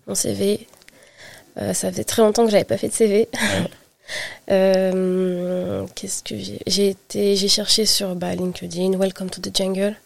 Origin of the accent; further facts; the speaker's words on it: France; also born or lived in Île-de-France / Brittany; j'ai grandi en Île-de-France, puis en Bretagne, et je suis revenue, euh, en région parisienne